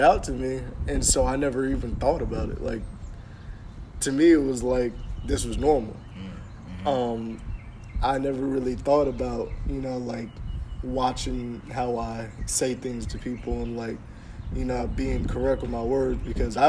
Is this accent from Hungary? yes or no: no; Burlington, New Jersey, United States; moved away; when I was back in Burlington, New Jersey